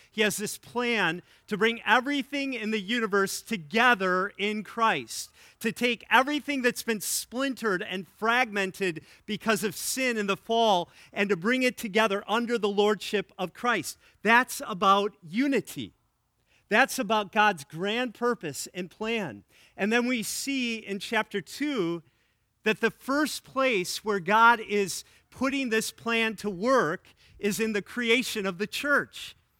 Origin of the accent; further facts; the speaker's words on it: Wisconsin, United States; now in Illinois, United States; my home state